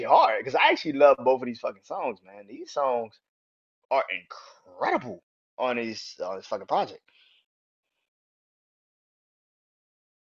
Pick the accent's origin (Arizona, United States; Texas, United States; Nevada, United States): Texas, United States; Houston; also born or lived in New Orleans, Louisiana; I'm from the South, born in New Orleans, pretty much raised in Houston